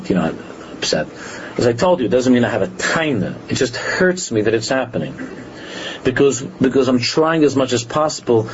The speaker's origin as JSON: {"language": "English", "region": "New York", "country": "United States", "tie": "born or raised there", "said": "When we grew up in New York, I didn't go to a yeshiva"}